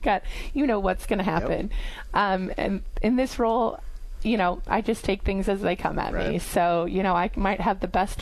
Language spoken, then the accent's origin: English; Perry, Iowa, United States; also born or lived in Dubuque / West Des Moines; I grew up in Perry, Iowa, and so went to St. Patrick's in Perry